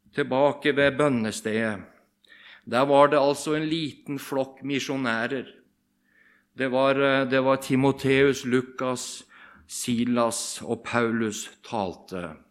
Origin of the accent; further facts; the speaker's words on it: Bamble, Telemark, Norway; moved away as an adult; now in Rogaland, Norway; Jeg kommer fra Bamble i Telemark. Og vi kaller oss for bamlinger